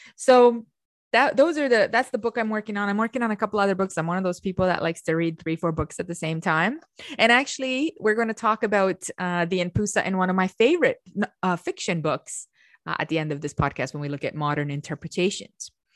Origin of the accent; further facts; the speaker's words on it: Romania; moved away; I come from Romania and I have a historical knowledge, which they taught us very young, of the kings of Romania